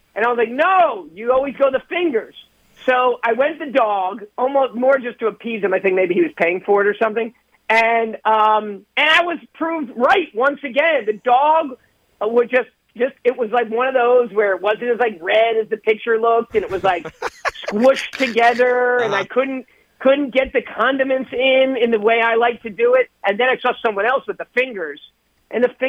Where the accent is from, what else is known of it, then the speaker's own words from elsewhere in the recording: New Jersey, United States; I'm from New Jersey